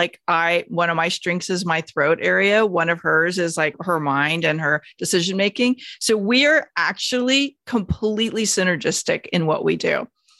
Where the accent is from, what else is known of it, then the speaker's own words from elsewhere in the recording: Phoenix, Arizona, United States; born there; also born or lived in Bakersfield / San Diego; now in Los Angeles, United States; I was born in Phoenix, moved to a very special town called Bakersfield. And I'm sorry if you live in Bakersfield, I'm not dishing on it, but it wasn't my favorite place I lived. I went to school in San Diego